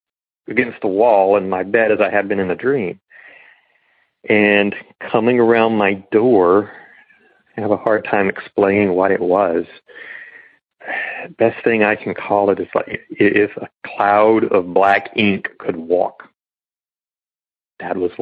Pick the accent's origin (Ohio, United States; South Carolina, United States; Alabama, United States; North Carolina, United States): South Carolina, United States; Northern; now in Northern Florida, United States; I grew up in Northern South Carolina